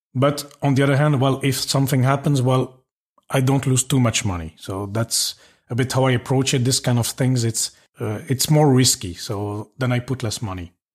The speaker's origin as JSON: {"language": "English", "country": "Belgium", "moved": "yes", "said": "I'm from Belgium. I've lived a bit around"}